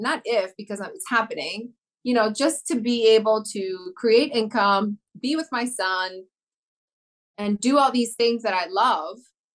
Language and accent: English; New York, United States; born and raised in New York